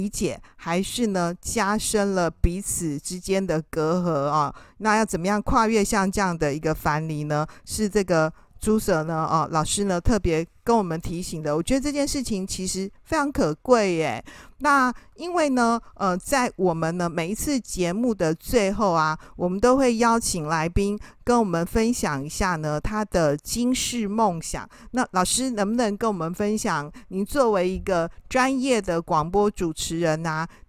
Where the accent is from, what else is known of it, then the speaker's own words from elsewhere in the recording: Taiwan; 可是我们台湾人非常喜欢用 Line，对不对哈？